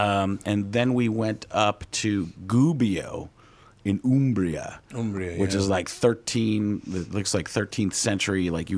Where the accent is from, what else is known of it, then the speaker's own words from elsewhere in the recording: Milwaukee, Wisconsin, United States; also born or lived in Chicago; Yeah, originally born in Chicago, but grew up in Milwaukee.